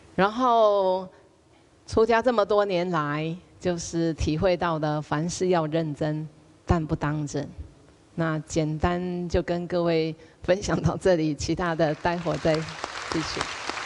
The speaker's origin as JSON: {"language": "Chinese", "country": "Taiwan", "moved": "as an adult", "lives_now": "Hong Kong", "said": "现在我在台湾，我可以讲台湾话，在香港我讲台湾话"}